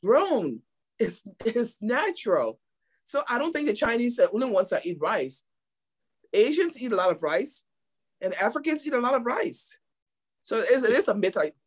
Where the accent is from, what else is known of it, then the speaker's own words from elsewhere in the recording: Liberia; moved away; when I was growing up in Liberia, my father was a farmer